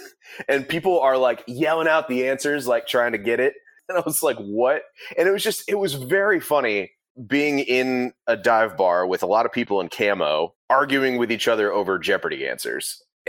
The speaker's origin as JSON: {"language": "English", "region": "Midwest", "country": "United States", "said": "as a Midwesterner myself"}